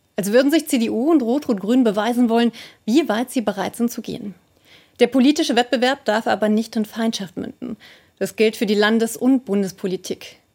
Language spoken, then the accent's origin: German; Saxony-Anhalt, Germany; in meiner Heimat Sachsen-Anhalt